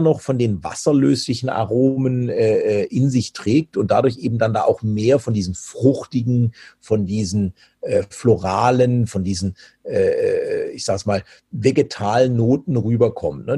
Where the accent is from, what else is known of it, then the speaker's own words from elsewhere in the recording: Germany; bei uns in Deutschland